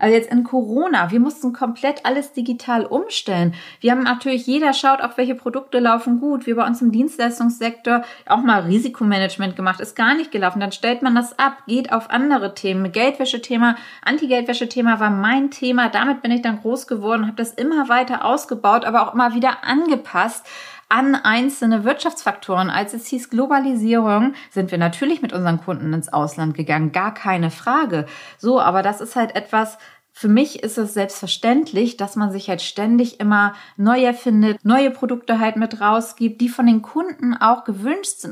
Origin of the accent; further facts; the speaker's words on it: Hamburg, Germany; Als Hamburgerin